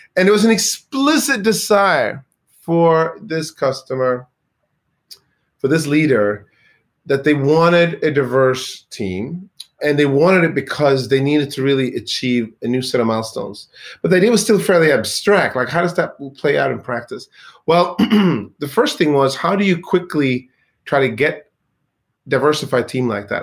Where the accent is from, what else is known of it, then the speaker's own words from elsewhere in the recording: Sweden; moved away; I grew up in Sweden in a town